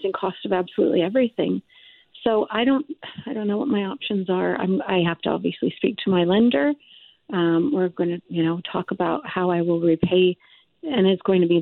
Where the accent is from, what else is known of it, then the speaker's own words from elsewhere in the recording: Canada; maybe being Canadian